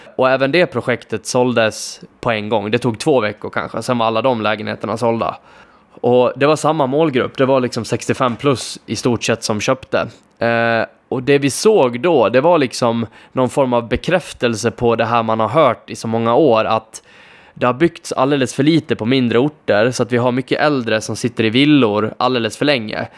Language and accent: Swedish; between Borlänge and Ludvika, Dalarna County, Sweden; jag är dessutom uppvuxen där ute, eh, så för mig att kunna köpa den typen av fastighet och göra en så bra affär i min hemby